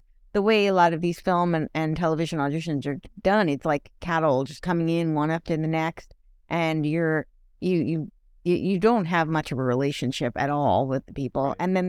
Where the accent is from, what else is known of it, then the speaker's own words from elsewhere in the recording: Englewood Cliffs, New Jersey, United States; Oh, I grew up in Englewood Cliffs.